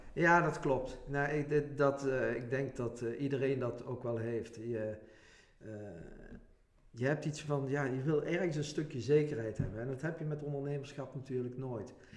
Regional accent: Venray, Limburg, Netherlands; ik kom uit Venray, woon ook in Venray.

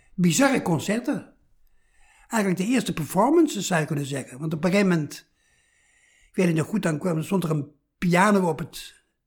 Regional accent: 's-Hertogenbosch, North Brabant, Netherlands; Ik ben opgegroeid in Zettogenbos

